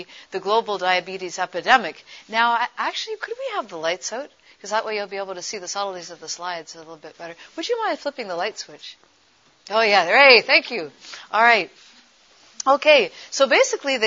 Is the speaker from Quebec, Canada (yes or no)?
no; Toronto, Ontario, Canada; at the age of 12, growing up in Toronto, Canada